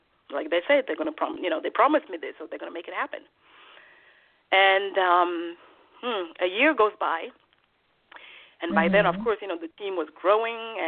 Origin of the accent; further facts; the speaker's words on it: Switzerland; moved away as an adult; also born or lived in Togo; now in New York, United States; I was born in Togo, West Africa, and my father died when I was 2 years old, and I don't remember him at all. But in order for me to have a better life, my mother agreed to have me be adopted by a Swiss family, and so I moved to Switzerland at the age of 10